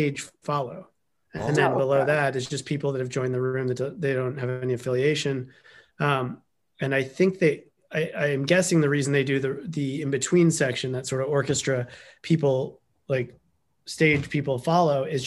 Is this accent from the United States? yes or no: yes; New York City, New York, United States; New York City, Manhattan